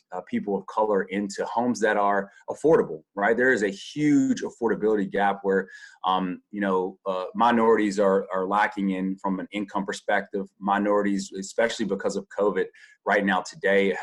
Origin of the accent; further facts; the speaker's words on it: the South, United States; I grew up in the South, and racial issues for me were just so normal